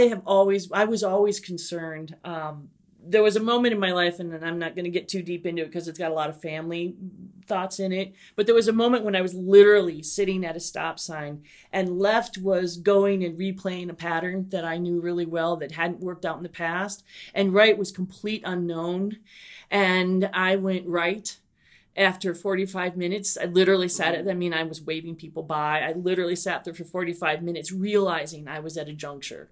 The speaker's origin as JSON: {"language": "English", "region": "Minnesota", "country": "United States", "moved": "as an adult", "lives_now": "Savannah, United States", "said": "I'm from Minnesota"}